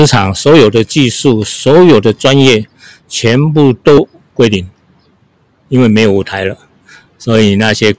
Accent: Hsinchu County, Taiwan; 小时候我们都是农村长大的嘛。我今年是七十四岁。那我们一一家在新竹丘陵。那在我们那边有一个很有名的风景区，叫做飞凤山，是新竹的八景之一啊。所以我们都在飞凤山的山脚下长大的。

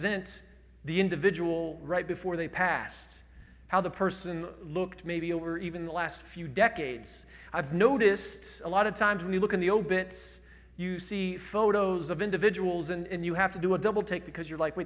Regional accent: Indiana, United States; I'm from Indiana.

